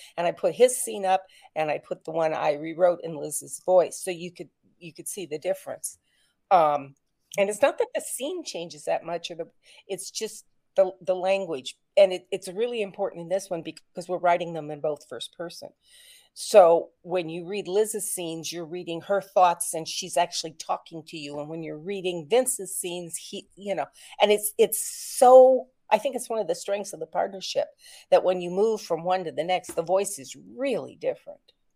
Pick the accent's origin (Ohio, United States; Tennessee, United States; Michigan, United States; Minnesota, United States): Ohio, United States; Wapakoneta; moved away; I was invited home to my hometown of Wapakoneta